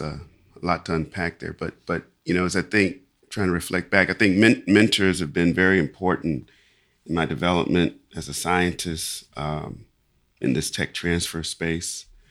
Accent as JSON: {"language": "English", "town": "Lexington", "region": "Kentucky", "country": "United States", "tie": "born or raised there", "said": "I grew up in in Lexington, Kentucky"}